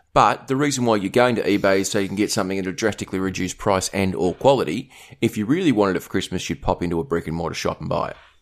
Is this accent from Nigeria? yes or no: no; Australia; being Australian